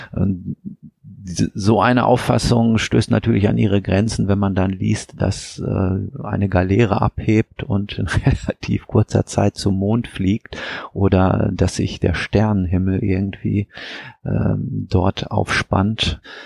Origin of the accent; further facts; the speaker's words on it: Weserbergland, Lower Saxony, Germany; moved away; meine Heimat, das Weserbergland